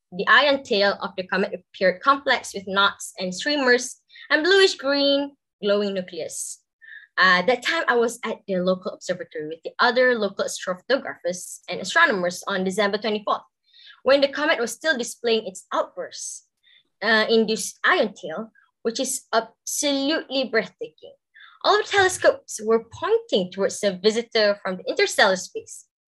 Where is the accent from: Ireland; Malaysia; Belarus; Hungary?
Malaysia; I grew up in a rural part of Malaysia, specifically at the foothills of tropical rainforests